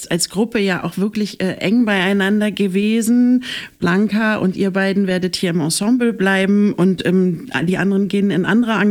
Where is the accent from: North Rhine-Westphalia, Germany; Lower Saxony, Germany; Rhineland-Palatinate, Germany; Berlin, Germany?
Berlin, Germany; moved away as an adult; also born or lived in Leipzig; now in Düsseldorf, Germany; wirklich Berlin, Berlin. Berlin, Berlin, Berlin, Schöneberg, Kreuzberg, Berlin, ja. Und auch in Berlin aufgewachsen. Ja. Und jetzt ähm, Düsseldorf.